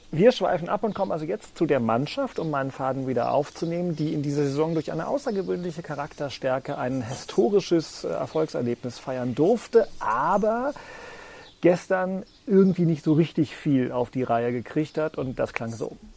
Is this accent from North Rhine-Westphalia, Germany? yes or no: yes; Cologne, North Rhine-Westphalia, Germany; born or raised there